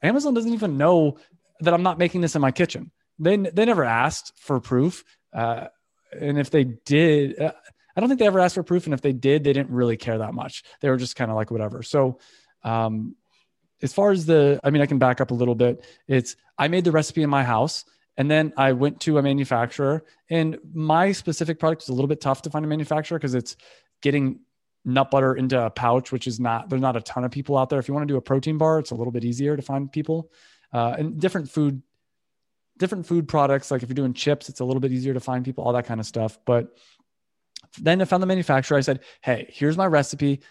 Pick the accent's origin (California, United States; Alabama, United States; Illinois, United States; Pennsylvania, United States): California, United States; also born or lived in Valencia; we're from California